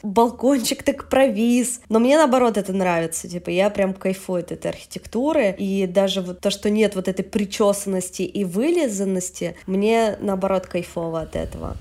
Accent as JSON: {"language": "Russian", "town": "Yekaterinburg", "region": "Sverdlovsk Oblast", "country": "Russia", "moved": "as an adult", "lives_now": "Tbilisi, Georgia", "said": "я вообще из Екатеринбурга, с Урала"}